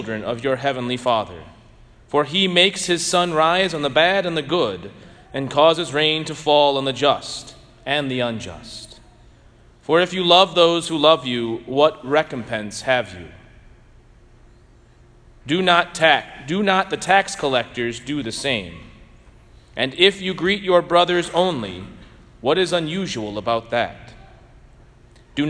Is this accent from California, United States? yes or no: no; St. Louis, Missouri, United States; now in Bloomington, United States; I grew up in St. Louis, so I'm a diehard Cardinal fan